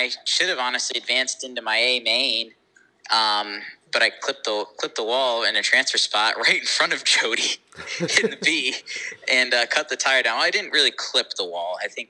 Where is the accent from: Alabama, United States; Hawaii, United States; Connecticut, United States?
Connecticut, United States; now in Florida, United States; Well, I'm third generation American. I grew up in Connecticut. Now reside in technically Florida.